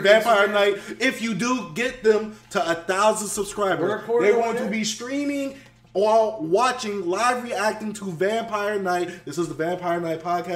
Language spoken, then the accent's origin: English; Dallas, Texas, United States; also born or lived in Houston, Texas; I moved from Houston to Dallas